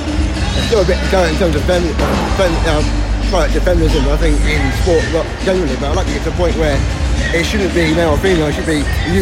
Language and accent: English; London, United Kingdom; now in Scotland, United Kingdom; I'm a Londoner, yeah. But I live in Scotland